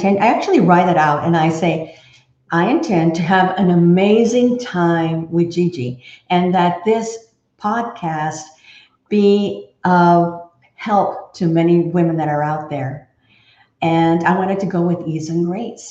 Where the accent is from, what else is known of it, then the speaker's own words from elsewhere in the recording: Texas, United States; also born or lived in Fort Worth, Texas; I am a true Texan. I was born and raised in Texas